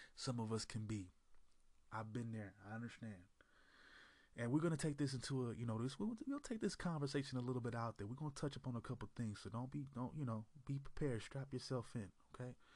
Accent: Oakland, California, United States; from the East Bay, Oakland, California uh, same city that I was born in long time ago

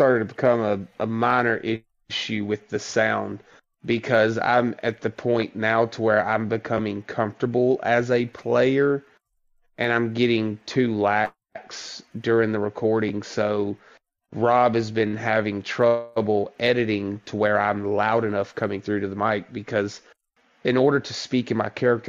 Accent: the South, United States; I grew up in the South. I've made this abundantly clear to the group. I've spent my entire life to not have a big Southern drawl.

